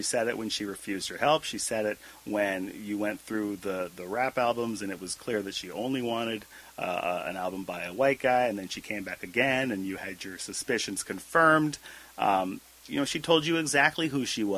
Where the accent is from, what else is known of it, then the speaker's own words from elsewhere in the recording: Abbotsford, British Columbia, Canada; I learned again and again growing up in Abbotsford